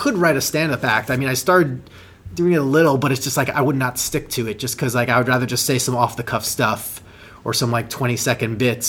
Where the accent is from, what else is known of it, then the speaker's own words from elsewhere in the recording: New York, United States; I'm from New York